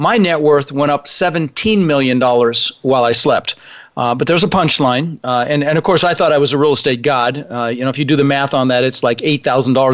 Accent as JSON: {"language": "English", "town": "Denver", "region": "Colorado", "country": "United States", "tie": "born or raised there", "also_born_or_lived": "Netherlands", "second_language": "English", "said": "When I was 6 years old, my brother Albert, my mother's Vancha, we ended up in Denver, Colorado"}